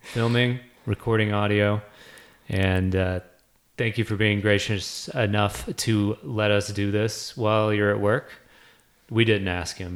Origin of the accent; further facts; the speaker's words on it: Lexington, Kentucky, United States; I grew up in Kentucky, in the middle of Kentucky.